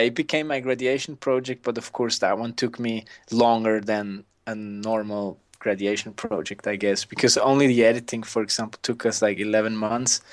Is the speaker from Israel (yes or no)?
no; Switzerland; I grew up in the Swiss mountains